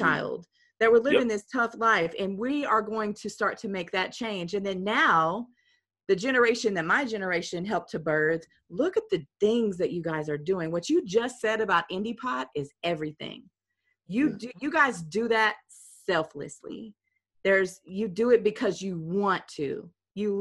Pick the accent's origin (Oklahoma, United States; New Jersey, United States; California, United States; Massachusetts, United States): Oklahoma, United States; Lexington; also born or lived in Tulsa, Oklahoma; I'm from Lexington, Oklahoma, but I live next door to Purcell, Oklahoma